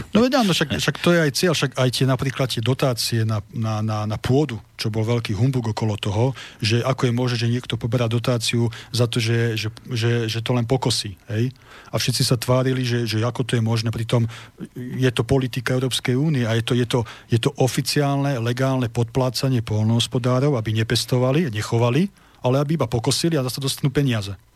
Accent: Slovakia; ja som v prvom rade Slovák, potom Slovan

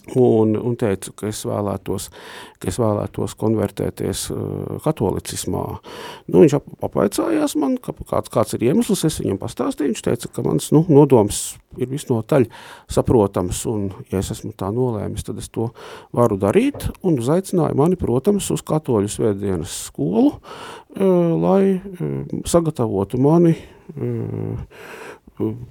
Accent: Latvia; moved away as an adult; now in Riga, Latvia; neesmu dzimis Rīgā, bet esmu nācis no Lūksnes puses

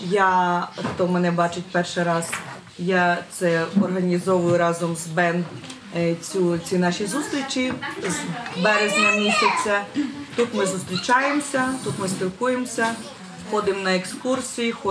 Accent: Sumy, Sumy Oblast, Ukraine; German is a second language; moved away as an adult; now in Berlin, Germany; ich komme aus der Ukraine, die Stadt Sumy.

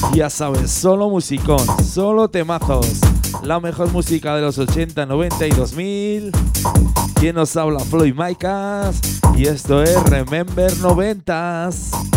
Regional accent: Huesca and Zaragoza, Aragon, Spain; esa gente de mi tierra, de Huesca y de Zaragoza

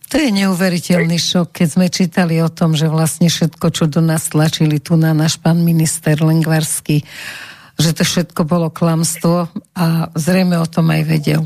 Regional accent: Slovakia; som Slovenka

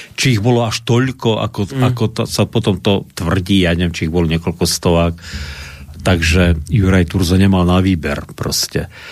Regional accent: Slovakia

